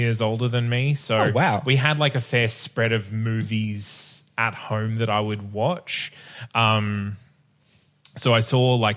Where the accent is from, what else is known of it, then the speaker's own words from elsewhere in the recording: Bundaberg, Queensland, Australia; I grew up in Bundaberg